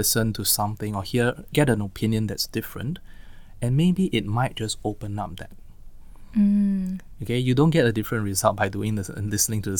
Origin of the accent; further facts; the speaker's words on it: Singapore; we are Singaporean, typically kiasu, right?